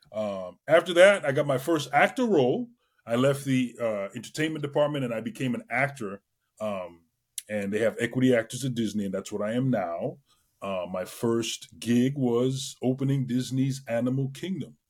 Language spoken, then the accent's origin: English; Trinidad & Tobago; moved away; I grew up in Trinidad and Tobago. I was born in the West Indies